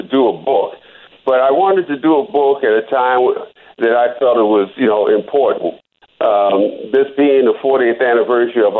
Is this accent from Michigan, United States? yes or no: no; Philadelphia, Pennsylvania, United States; moved away; also born or lived in Winston-Salem, North Carolina; Philadelphia, my hometown.